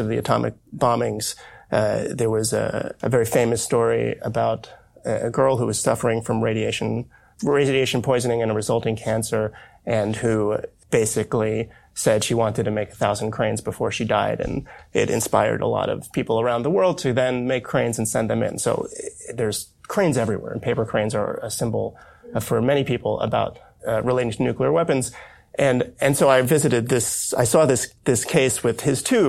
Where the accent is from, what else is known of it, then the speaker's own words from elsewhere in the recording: United States; growing up as an American